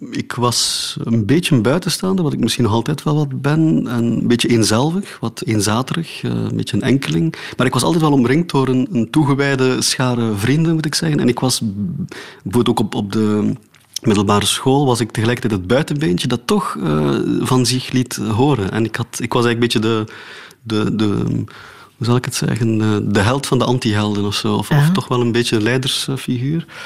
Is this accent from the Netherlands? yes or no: no; Oudenaarde, Flanders, Belgium; accent: Oudenaards; moved away; also born or lived in Antwerp; toen ik in Oudenaarde woonde.